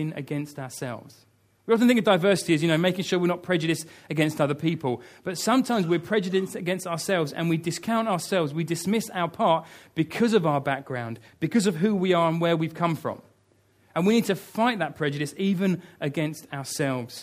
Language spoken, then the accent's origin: English; United Kingdom; I love being British.